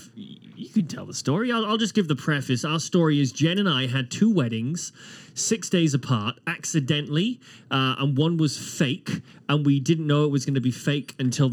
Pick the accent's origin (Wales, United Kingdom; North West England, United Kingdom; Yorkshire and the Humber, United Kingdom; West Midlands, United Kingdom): Wales, United Kingdom; I am a Welshman.